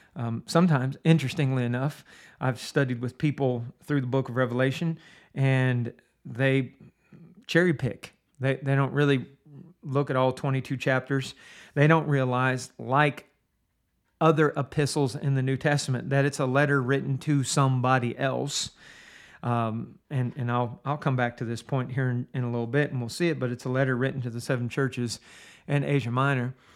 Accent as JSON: {"language": "English", "town": "Steubenville", "region": "Ohio", "country": "United States", "tie": "born or raised there", "said": "I grew up in Steubenville, Ohio"}